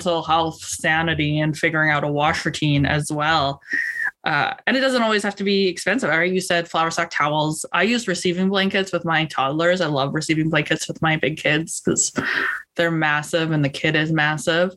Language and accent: English; Canada; also born or lived in Missouri; I'm a Canadian and I am in Northern BC